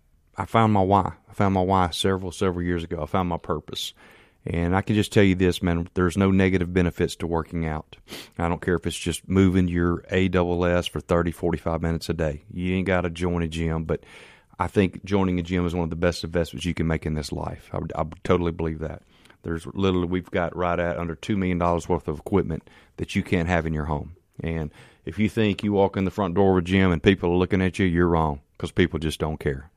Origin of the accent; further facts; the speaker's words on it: Canton, Mississippi, United States; I'm from Canton, Mississippi. Man, I'm a country boy